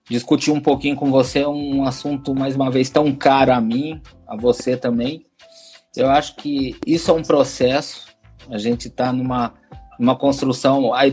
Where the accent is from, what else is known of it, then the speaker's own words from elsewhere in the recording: Brazil; eu acho que existe um aspecto também cultural do brasileiro, sim, eu sou brasileiro, eu falo de cadeira, né?